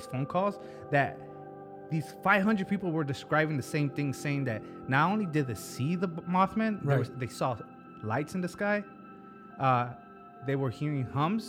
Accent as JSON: {"language": "English", "region": "West Virginia", "country": "United States", "accent": "West Virginian", "said": "this happened in Fine West Virginia. That's my accent."}